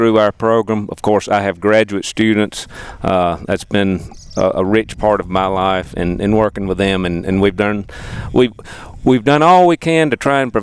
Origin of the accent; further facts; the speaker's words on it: North Carolina, United States; moved away as an adult; now in Tennessee, United States; I'm from North Carolina